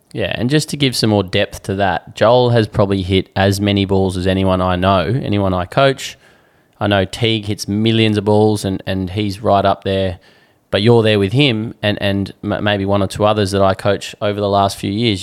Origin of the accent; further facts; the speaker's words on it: Alice Springs, Northern Territory, Australia; moved away; also born or lived in Perth; back in Alice Springs where I grew up